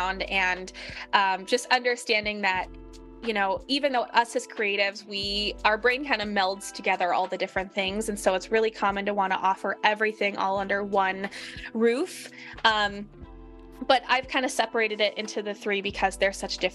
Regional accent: Minnesota, United States; I grew up in Minnesota

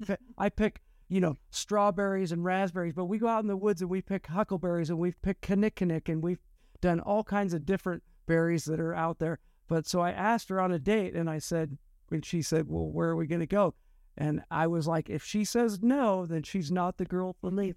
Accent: Estacada, Oregon, United States; I grew up on Mount Hood, uh, in a town called Estacada.

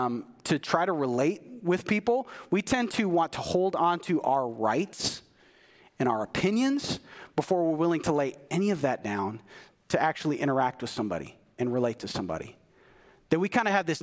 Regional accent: United States; as an American

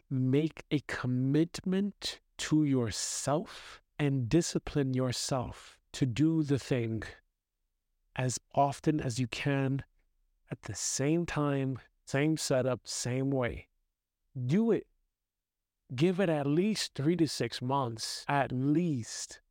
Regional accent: New York City, New York, United States; now in Austria; I'm growing up in New York City

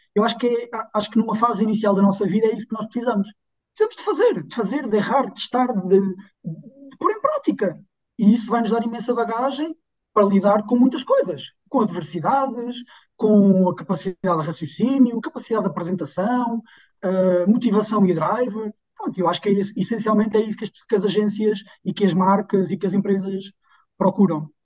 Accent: Figueira da Foz, Centro, Portugal; na minha terra natal, portanto eu sou da Figueira da Foz.

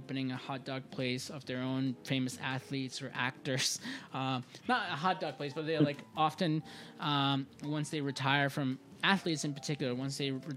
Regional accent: Iran; now in United States; when I was a kid growing up in Iran

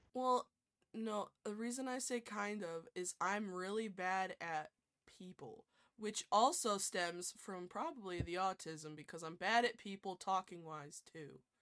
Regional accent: New York, United States; I'm I'm also from New York

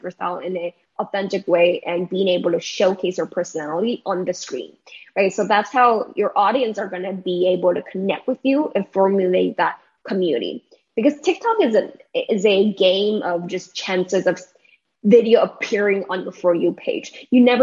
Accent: Taiwan; moved away as an adult; also born or lived in United States; My hometown is in Taiwan, so means that I'm very, very far apart from my family

